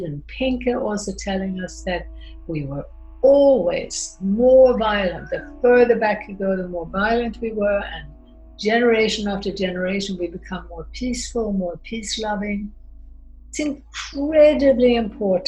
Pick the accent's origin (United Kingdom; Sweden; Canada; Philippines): Sweden; moved away; also born or lived in United States / France / Austria; I grew up in Sweden, but I also lived in America. I lived in France, I lived in Austria, and studied in Italy and Spain and Mexico.